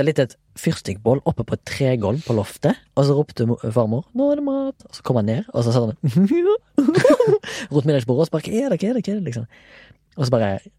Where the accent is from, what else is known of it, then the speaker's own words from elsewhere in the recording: Haugesund, Rogaland, Norway; jeg er fra Haugesund